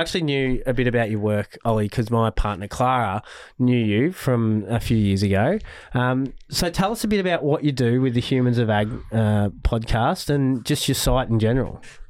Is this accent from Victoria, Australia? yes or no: yes; Ballarat, Victoria, Australia; So we were like raised, like we're from Ballarat. It's like inner city, inner suburbs of Ballarat.